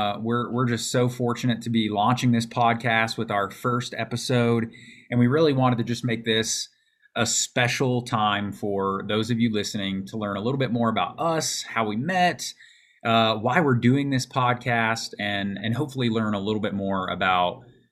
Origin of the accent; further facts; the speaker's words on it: Auburn, Alabama, United States; also born or lived in Florida; now in Colorado, United States; I'm from Alabama, and I actually grew up right outside of Auburn, Alabama. So where the university is located.